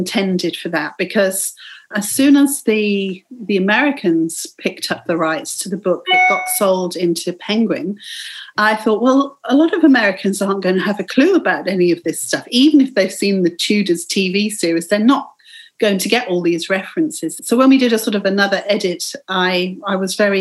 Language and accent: English; England, United Kingdom; growing up in England.